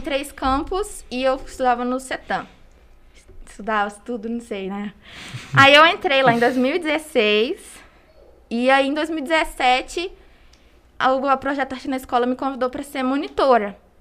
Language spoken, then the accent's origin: Portuguese; Congonhas, Minas Gerais, Brazil; eu sou daqui de Congonhas